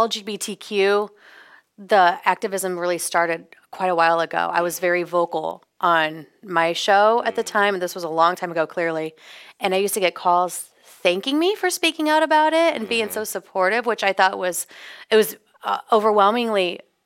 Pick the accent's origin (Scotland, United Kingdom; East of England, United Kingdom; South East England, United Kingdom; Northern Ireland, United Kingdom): Scotland, United Kingdom; No, I'm Scottish.